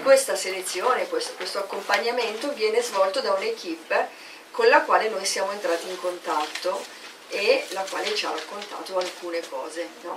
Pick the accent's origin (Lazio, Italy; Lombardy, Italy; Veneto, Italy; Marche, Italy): Lombardy, Italy; Milan; Io sono di Milano, provincia di Milano